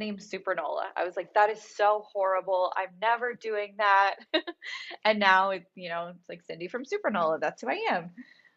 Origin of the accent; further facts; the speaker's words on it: Pennsylvania, United States; moved away as an adult; also born or lived in Los Angeles; I'm from Pennsylvania